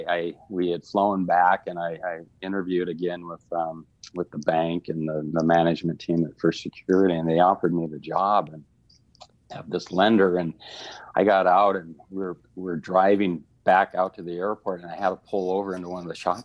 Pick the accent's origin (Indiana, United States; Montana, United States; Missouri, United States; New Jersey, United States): Montana, United States; moved away as an adult; also born or lived in California; now in Missoula, United States; I'm from Montana, but I live here.